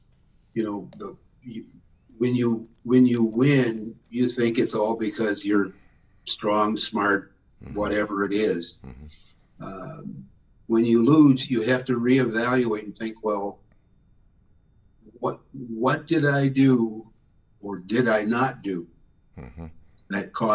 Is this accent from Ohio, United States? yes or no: yes; Canton, Ohio, United States; moved away; growing up in Canton, Ohio, the options for a young black kid were, you know, not all that great